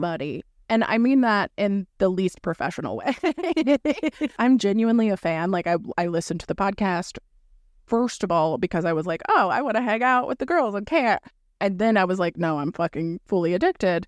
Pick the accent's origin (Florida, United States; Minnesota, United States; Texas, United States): Florida, United States; moved away; I'm from Florida originally.